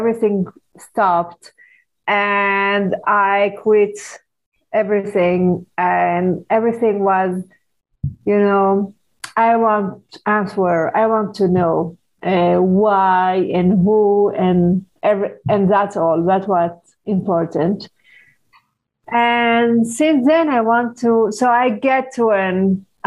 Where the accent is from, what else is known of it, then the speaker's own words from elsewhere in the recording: Paris, Île-de-France, France; when I was 12 years old, I grew up in Paris